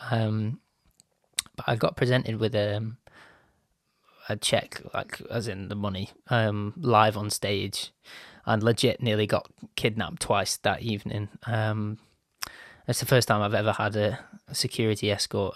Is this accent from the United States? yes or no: no; Bolton, North West England, United Kingdom; my little mug has made its way from, like, Bolton, which is just outside of Manchester in the U K